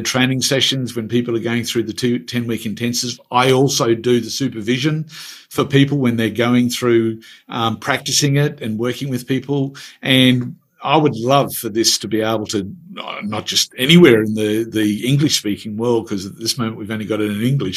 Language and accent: English; Queensland, Australia; accent: Queensland; my Queensland accent